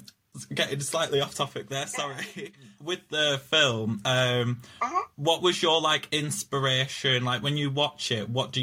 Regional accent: Preston, North West England, United Kingdom; People say I sound like I'm from Yorkshire, but I'm not. I'm just from Preston.

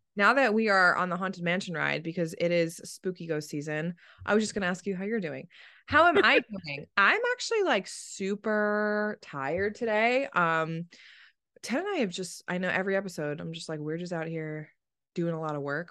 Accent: East Coast, United States; I grew up on the East Coast

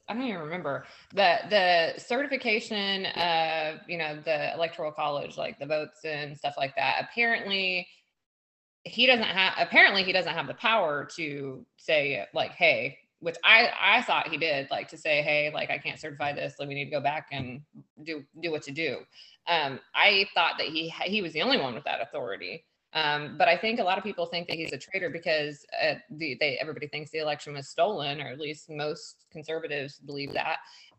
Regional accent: Indiana, United States; We're from Indiana.

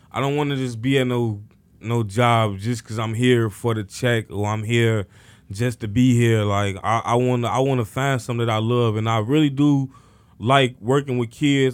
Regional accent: Chicago, Illinois, United States; I grew up in Cabrini Green housing projects located on the north side of Chicago

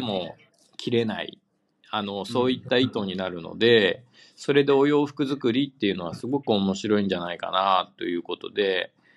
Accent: Amagasaki, Hyogo, Japan; moved away as an adult; now in Tokyo, Japan; 尼崎で育ちました

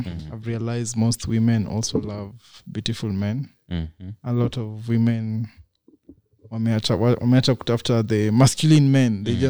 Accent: Nigeria; No, we are Lithuania, I'm Nigerian.

